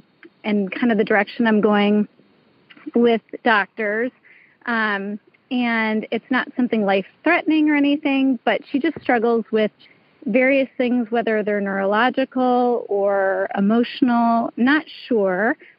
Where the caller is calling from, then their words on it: New York, United States; From New York, upstate New York.